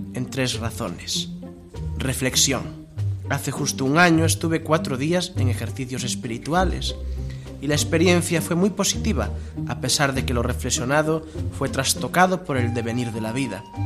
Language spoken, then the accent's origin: Spanish; Palacios de la Sierra, Castile and León, Spain; now in Bilbao, Spain; Palacios de la Sierra, mi pueblo